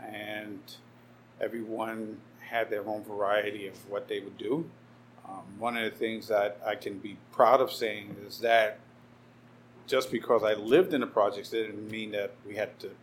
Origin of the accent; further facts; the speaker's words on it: New York City, New York, United States; also born or lived in Puerto Rico (parents); My Brooklyn story, born and raised, Cumberland Hospital, which I believe no longer exists. I grew up in Bed-Stuy for 10 years